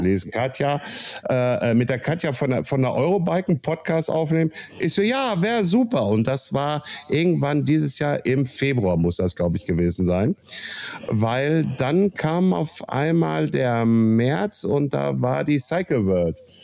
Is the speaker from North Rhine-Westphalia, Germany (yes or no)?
yes; Castrop-Rauxel, North Rhine-Westphalia, Germany; Heimatstadt Kassel-Brauxel